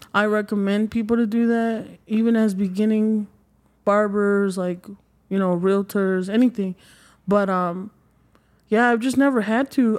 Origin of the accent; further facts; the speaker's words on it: Mexico; moved away; I'm originally from Mexico